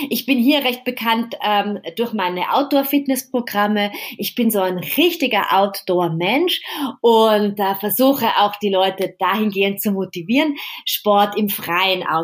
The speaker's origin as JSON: {"language": "German", "region": "Vienna", "country": "Austria", "tie": "born or raised there", "said": "Genau, stimmt. Ja, genau, in meiner Heimat."}